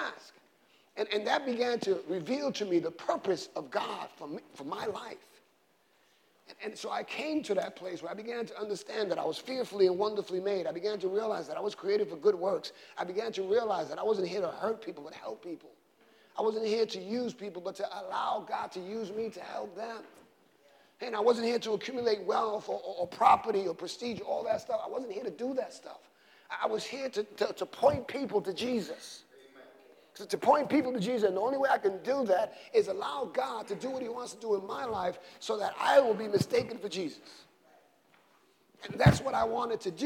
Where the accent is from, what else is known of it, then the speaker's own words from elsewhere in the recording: New York City, New York, United States; I grew up in the South Side in the 60s and 70s